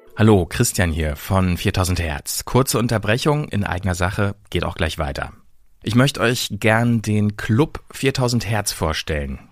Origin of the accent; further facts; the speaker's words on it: Hamburg, Germany; moved away; in meine Geburtsstadt Hamburg zurück